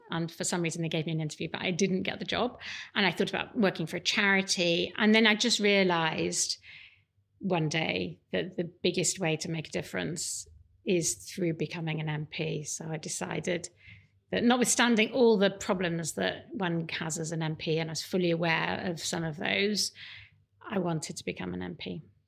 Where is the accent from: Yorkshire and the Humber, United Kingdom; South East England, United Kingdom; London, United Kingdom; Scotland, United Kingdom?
Yorkshire and the Humber, United Kingdom; Leeds; I grew up in Leeds